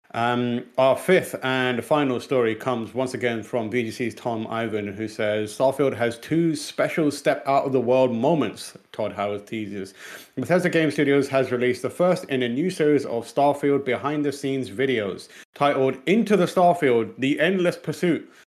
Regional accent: Pakistan; English is a second language; moved away; one South Asian born in Pakistan English is technically not my first language.

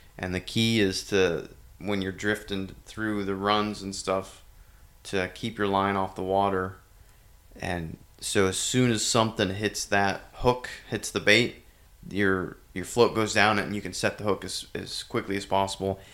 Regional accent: Venango County, Pennsylvania, United States; moved away; I am in Venango County, Pennsylvania, which is, uh, my hometown

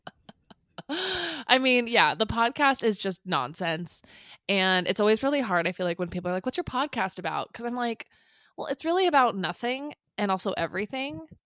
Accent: San Clemente, California, United States; We were born and raised in Orange County, California, mostly in San Clemente

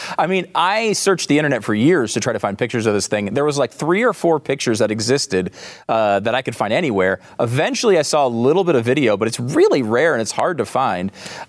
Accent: Northeast, United States; I grew up in the Northeast. I went to Action Park.

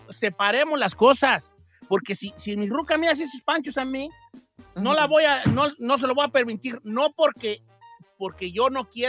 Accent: Guadalajara, Jalisco, Mexico; Es que yo soy de Guadalajara y ya

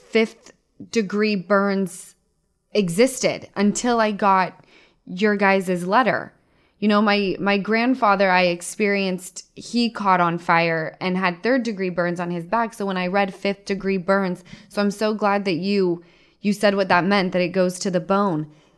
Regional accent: Utah, United States; I'm from Utah

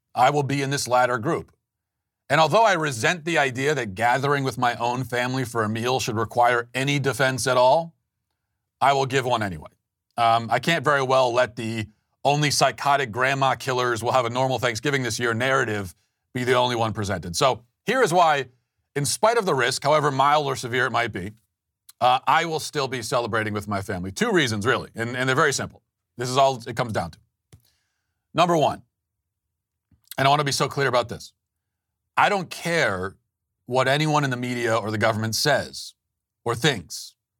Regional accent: United States; I'm an American.

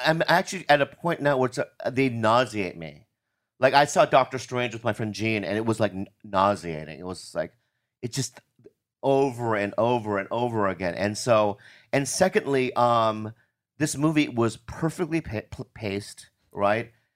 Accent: United States; I'm American

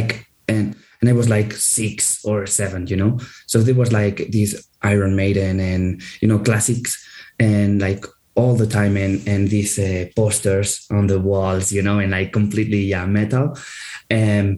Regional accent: Andorra; we are from Andorra, but we are like this Spanish, half of the band is Spanish

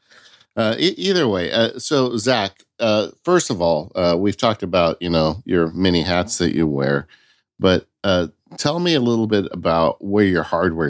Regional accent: California, United States; I grew up in California, so leaving the state's like a five-hour trip for us.

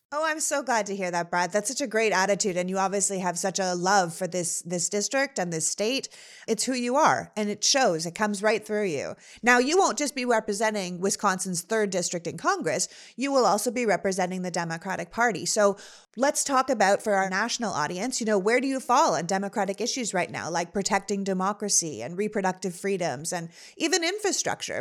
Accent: Toronto, Ontario, Canada; also born or lived in Montreal; now in Los Angeles, United States; we live in Los Angeles, but I'm originally from Toronto

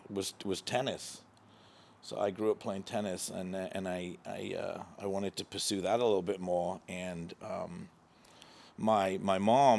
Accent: Redcar, North East England, United Kingdom; I'm originally from England. I was born in the UK. I was brought up in the north of England. For those that you know the area, about 20 miles below Newcastle, in a place called Redcar.

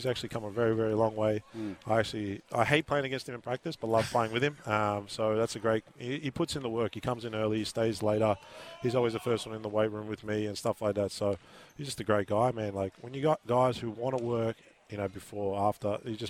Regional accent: Melbourne, Victoria, Australia; moved away as an adult; now in Adelaide, Australia; You know, I'm by myself here. I don't have any family because I'm from Melbourne

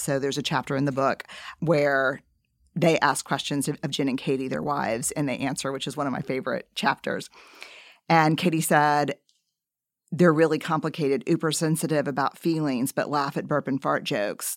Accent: New Orleans, Louisiana, United States; I grew up in New Orleans

